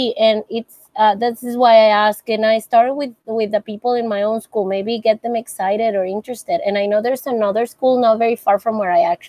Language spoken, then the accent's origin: English; Monterrey, Nuevo León, Mexico; I'm from Mexico, Monterrey.